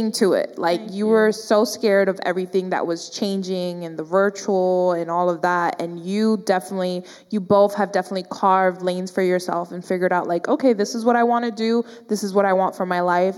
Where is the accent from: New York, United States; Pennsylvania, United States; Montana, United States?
New York, United States; now in Dallas, United States; I'm from New York